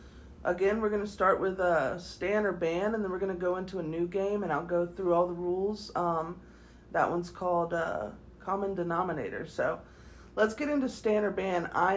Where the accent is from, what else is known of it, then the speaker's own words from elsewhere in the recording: the South, United States; Because we're from the South and we don't get foliage like that.